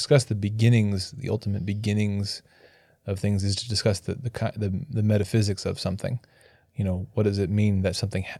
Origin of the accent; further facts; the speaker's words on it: Canada; I'm French Canadian.